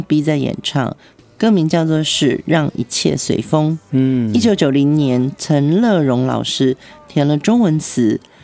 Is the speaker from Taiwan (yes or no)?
yes; Taiwan; accent: Taiwanese Mandarin; 我们那时候好像讲话还有所谓的那种台湾国语